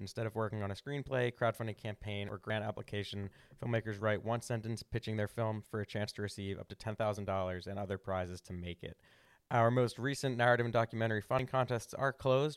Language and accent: English; Havertown, Pennsylvania, United States; also born or lived in Villanova; now in Philadelphia, United States; I grew up in Havertown, and then we moved closer to, like, Villanova